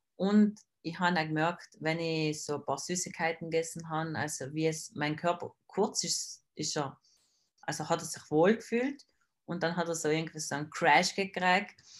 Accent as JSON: {"language": "German", "area": "South Tyrol", "region": "Trentino-Alto Adige", "country": "Italy", "said": "bin aus Südtirol"}